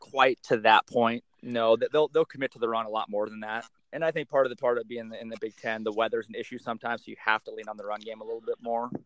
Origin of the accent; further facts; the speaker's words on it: Seattle, Washington, United States; We're from Seattle